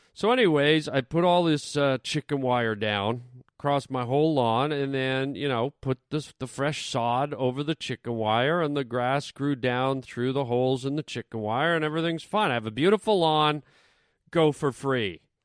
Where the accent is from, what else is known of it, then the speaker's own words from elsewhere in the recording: Canada; now in Los Angeles, United States; I grew up in Canada where gophers were, like, big